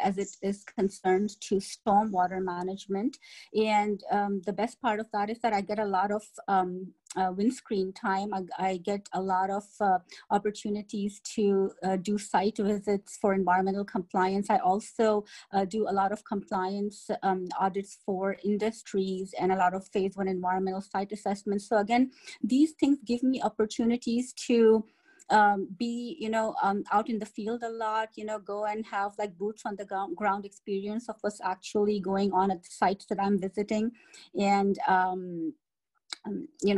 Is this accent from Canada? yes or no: no; Pakistan; moved away; I hail from Pakistan